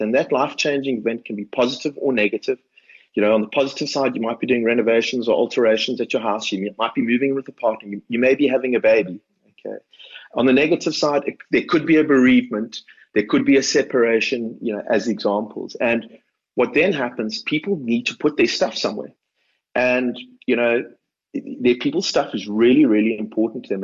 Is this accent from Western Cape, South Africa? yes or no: yes; Cape Town, Western Cape, South Africa; It was in a suburb where I grew up in Cape Town called Edgemead in uh, Cape Town's northern suburbs